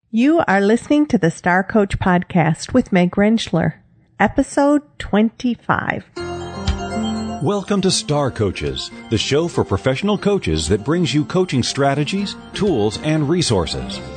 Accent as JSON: {"language": "English", "region": "Michigan", "country": "United States", "tie": "born or raised there", "moved": "yes", "lives_now": "Texas, United States", "said": "being a little girl growing up in Michigan"}